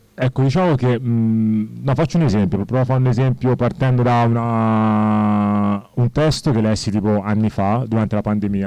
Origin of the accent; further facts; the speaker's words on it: Senegal; now in Italy; io infatti sono senegalese, però beh, vivo in Italia da ormai 30 anni